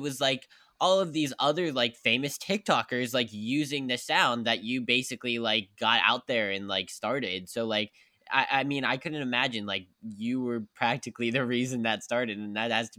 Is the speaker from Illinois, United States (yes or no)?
no; West Virginia, United States; also born or lived in Pittsburgh; now in New York, United States; I'm from West Virginia, so I played back then. I played soccer, I played football, and I played hockey back in West Virginia where I'm from. And then I started performing, and then I moved to New York